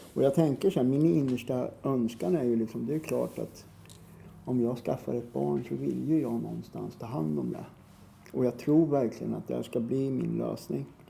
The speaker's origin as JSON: {"language": "Swedish", "town": "Norrköping", "region": "Östergötland", "country": "Sweden", "tie": "born or raised there", "said": "Jag är uppvuxen i Norrköping. Mm. I ett ställe som ligger på utkanten av Norrköping som heter Navestad"}